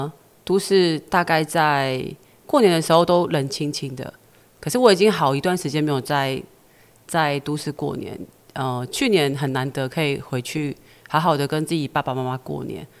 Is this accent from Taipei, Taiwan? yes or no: yes; Taipei, Taiwan; moved away as an adult; now in Fuli, Taiwan; 我台北人。